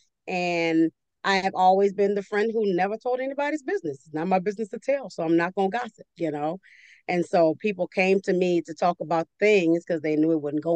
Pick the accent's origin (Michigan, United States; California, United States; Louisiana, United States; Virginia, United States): Louisiana, United States; New Orleans; I'm from New Orleans